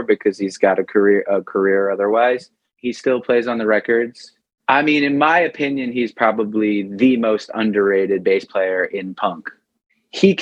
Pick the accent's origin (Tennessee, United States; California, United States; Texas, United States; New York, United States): New York, United States; Long Island; My dad's family is from Sicily, but I'm third generation, you know, like my grandparents were born in Brooklyn. My dad was born in Brooklyn and I was born in Long Island